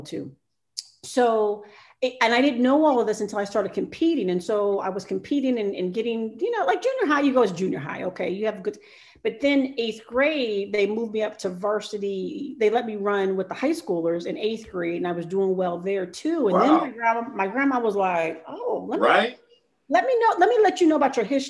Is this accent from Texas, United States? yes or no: no; Cincinnati, Ohio, United States; I was born and raised in Cincinnati, Ohio.